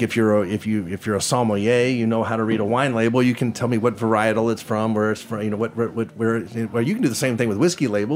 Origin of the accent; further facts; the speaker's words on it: Kentucky, United States; I'm from Kentucky. We make good Kentucky whiskey, and we're also known for Kentucky music.